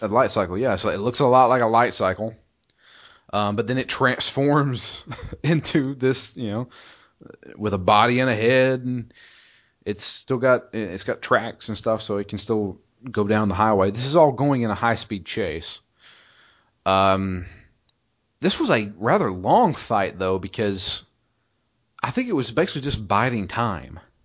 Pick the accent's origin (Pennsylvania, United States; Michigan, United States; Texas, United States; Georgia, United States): Georgia, United States; I'm from Georgia